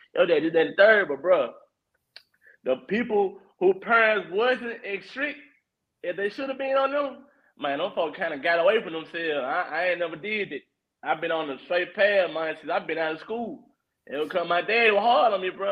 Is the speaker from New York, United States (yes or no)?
no; Memphis, Tennessee, United States; I'm like from East Memphis